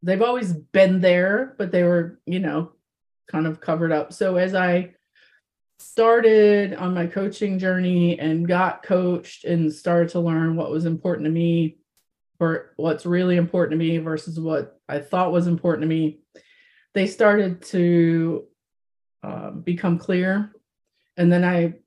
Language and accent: English; Midwest of the United States, United States; I was raised in the Midwest of the United States.